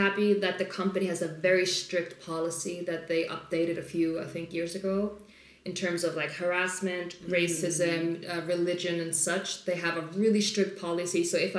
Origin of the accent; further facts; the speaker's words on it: Iceland; So they'll often go like, so where are you from? And it's also my accent. It's not very Icelandic. It's not very typically Icelandic.